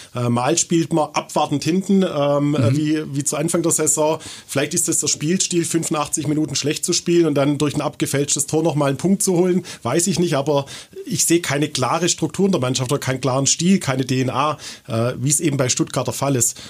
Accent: Austria

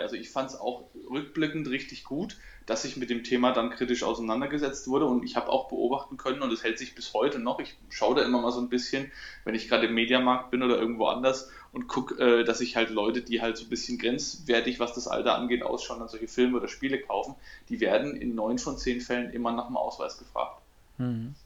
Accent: Coburg, Bavaria, Germany; hier bei uns in Coburg

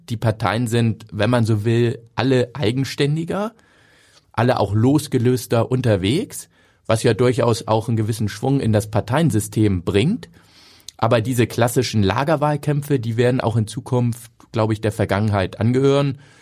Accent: Hamburg, Germany; als Hamburger

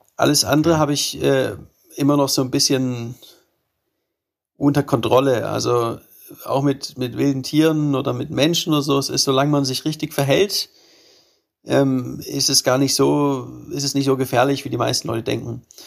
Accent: Germany; mein Heimatland

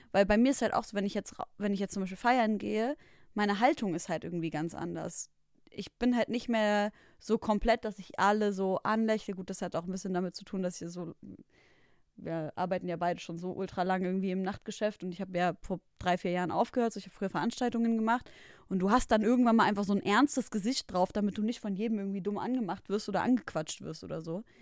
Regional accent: Leipzig, Saxony, Germany; wir kommen ja aus Leipzig

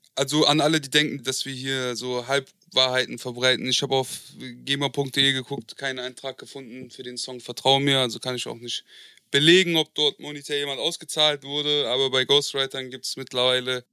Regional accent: Marburg, Hesse, Germany; also born or lived in Frankfurt; ich bin in der Nähe von Frankfurt groß geworden in Marburg

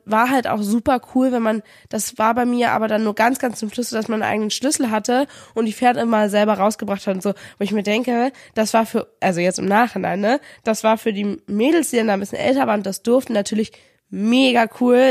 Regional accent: Kiel, Schleswig-Holstein, Germany; moved away as an adult; also born or lived in Paderborn; zurück in meine Heimatstadt nach Kiel gezogen

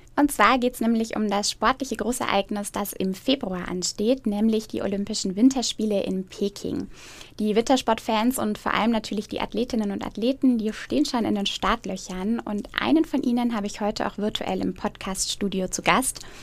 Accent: Eckersmühlen, Bavaria, Germany; das ist tatsächlich auch mein Heimat Heimatort und da ist man als Eckersmühlner natürlich nochmal besonders stolz drauf

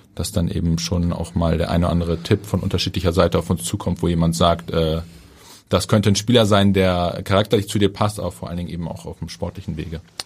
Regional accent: Hamburg, Germany; als Hamburger, als gebürtiger Hamburger

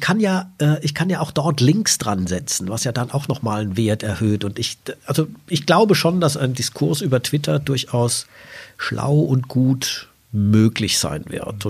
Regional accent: Salzgitter, Lower Saxony, Germany; Sie sehen, ich komme aus Salzgitter

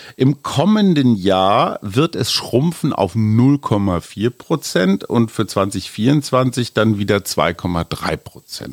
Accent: Germany; für uns als Deutsche

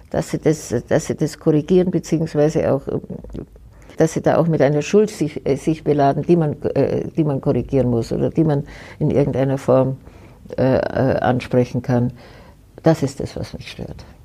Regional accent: Germany; Aber trotzdem kann ich Ihnen sagen, bin ich eine stolze Deutsche

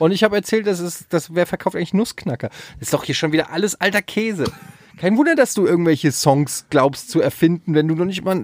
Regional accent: Frankfurt, Hesse, Germany; ich habe früher als Kind auf dem Öderwegstraßenfest, äh, wer es noch kennt, in Frankfurt, habe ich immer so äh, Kinderflohmarktmäßig

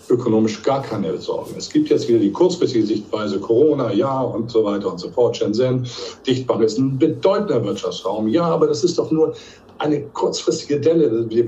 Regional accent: Hamburg, Germany; Also ich betone, ich bin ja Hanseat, ich komme ja aus Hamburg

